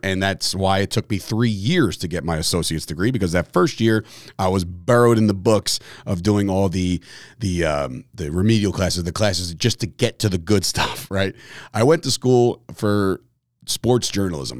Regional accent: Fords, New Jersey, United States; also born or lived in Belleville, New Jersey / Woodbridge, New Jersey; I'm a Woodbridge guy. I'm a, I was born and raised in Fords, New Jersey

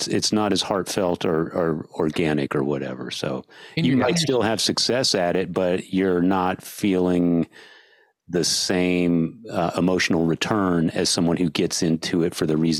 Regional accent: San Antonio, Texas, United States; I grew up in San Antonio.

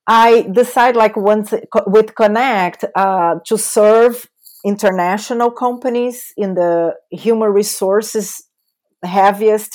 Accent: São Paulo, Brazil; accent: Brazilian; English is a second language; moved away; That's my beautiful accent is coming from Brazil. So I was born and raised in São Paulo, big city in Brazil, the biggest city in Brazil.

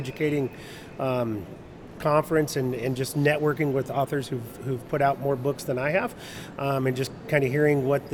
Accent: Renton, Washington, United States; moved away as an adult; also born or lived in Arkansas / Ohio; I grew up in the Renton, Washington area. So I grew up in Washington. I was born in Arkansas, but we moved there. My dad was in the Air Force.

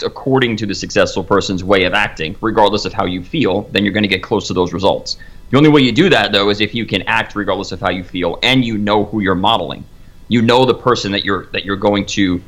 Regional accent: Long Island, New York, United States; I'm out on Long Island

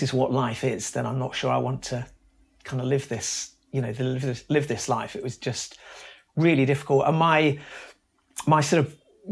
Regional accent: Brighton, South East England, United Kingdom; also born or lived in Leicester; I grew up in just outside Brighton. I was born in Leicester

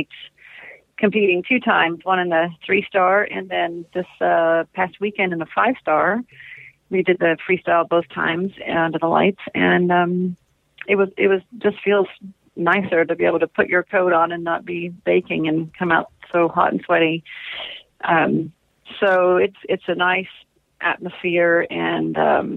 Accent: United States; an American competitor

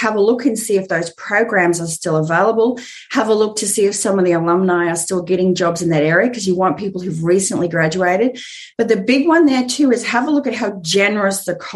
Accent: Australia; moved away as an adult; now in Southern California, United States; you could tell by the accent that I live in Southern California, but I'm actually Australian

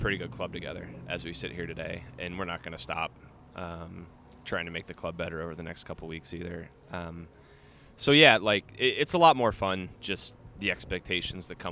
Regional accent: Tampa, Florida, United States; moved away as an adult; I grew up in Tampa, Florida.

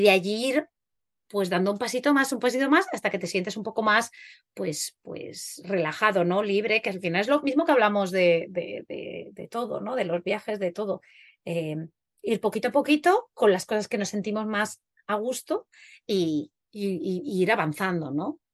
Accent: Huesca, Aragon, Spain; soy de Huesca

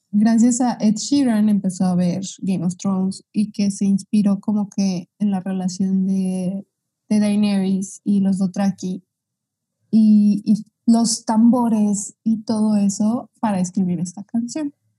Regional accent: Mexico; yo soy mexicana

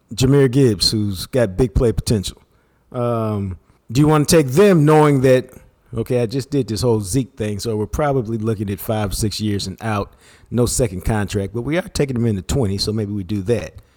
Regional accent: Dallas, Texas, United States; my house growing up in Oak Cliff

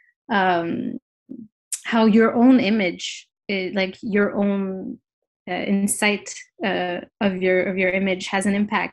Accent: Paris, Île-de-France, France; moved away as an adult; also born or lived in New York; I am born and raised in Paris, but I have lived in New York for 7 years and just recently moved back to Paris, my hometown.

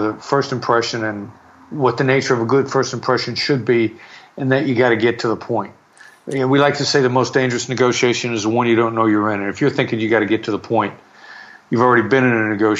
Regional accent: Iowa, United States; I'm a small town boy from Iowa. I mean, people are often surprised by that based on my convoluted accent, which has bits and pieces of New York in it. Small town Iowa boy from a small high school.

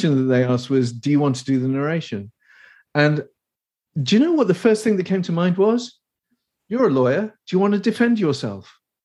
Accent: England, United Kingdom; accent: posh; Obviously, I'm English. I'm from the United Kingdom. I live in the UK mostly

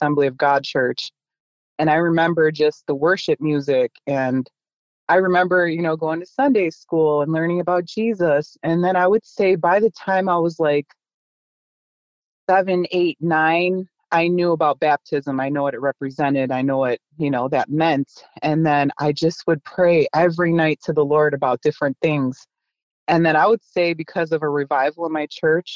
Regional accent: Buffalo, New York, United States; we in the inner city where I grew up in Buffalo, New York

